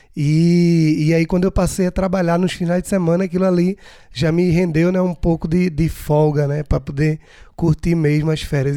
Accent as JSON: {"language": "Portuguese", "country": "Brazil", "tie": "born or raised there", "said": "nasci no Brasil, sou brasileiro"}